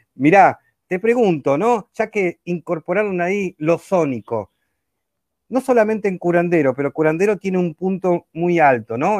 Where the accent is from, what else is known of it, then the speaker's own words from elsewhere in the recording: Argentina; como decimos acá en Argentina